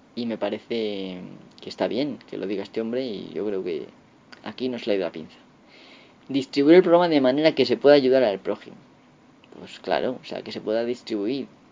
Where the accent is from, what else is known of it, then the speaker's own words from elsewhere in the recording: Castilla-La Mancha, Spain; accent: La Mancha centro; mi forma de hablar de la mancha centro